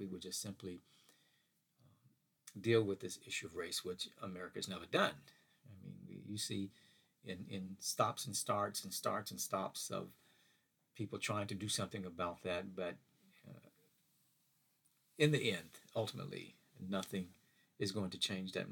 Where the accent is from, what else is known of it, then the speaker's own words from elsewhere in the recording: Mississippi, United States; as a kid growing up in Mississippi, we used to see these billboard signs along the highway, Highway 49, going through Hattiesburg